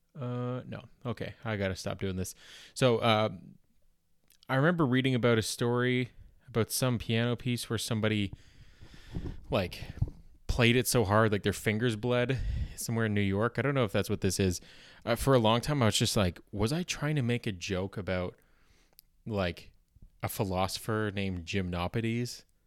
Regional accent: Canada; accent: Canadian

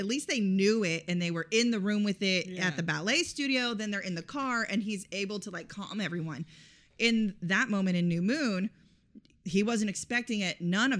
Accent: Florida, United States; also born or lived in Los Angeles; I'm from Florida and Los Angeles, and I wear sunscreen.

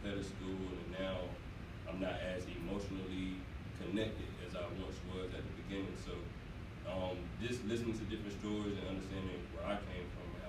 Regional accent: Fayetteville, North Carolina, United States; I'm from Fayetteville, North Carolina

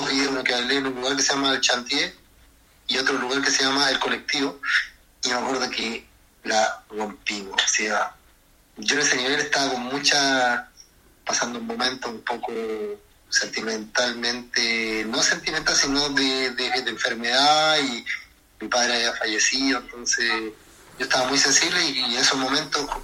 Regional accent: Chile; moved away; Yo llegué a Buenos Aires con, siendo un chileno que eh, a bailar en la calle

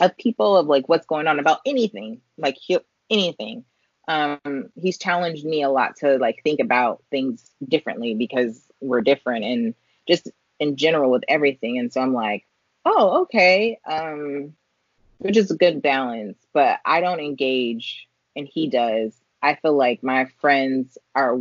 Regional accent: California, United States; I grew up in California where there was everybody

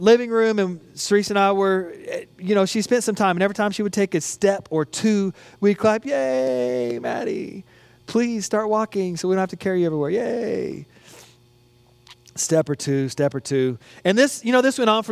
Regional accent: United States; accent: American; my American accent

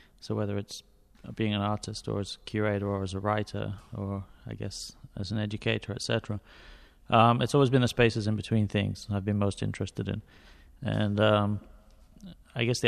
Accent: near Manchester, North West England, United Kingdom; I grew up near Manchester in England.

